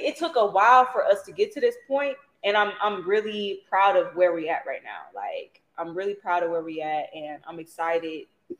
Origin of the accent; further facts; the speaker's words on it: Milwaukee, Wisconsin, United States; I'm from Milwaukee, Wisconsin.